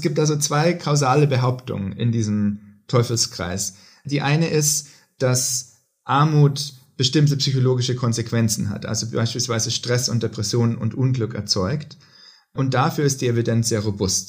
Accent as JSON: {"language": "German", "town": "Hof", "region": "Bavaria", "country": "Germany", "also_born_or_lived": "Oxford, United Kingdom / Boston, United States / Princeton, United States", "moved": "as an adult", "lives_now": "Stockholm, Sweden", "said": "Ich komme ursprünglich aus Hof in Bayern"}